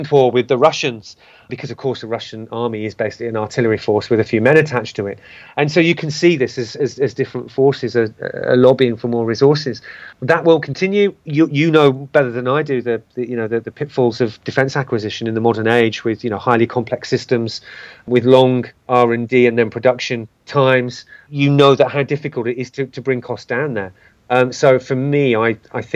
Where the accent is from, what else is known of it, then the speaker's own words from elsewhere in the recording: United Kingdom; a British citizen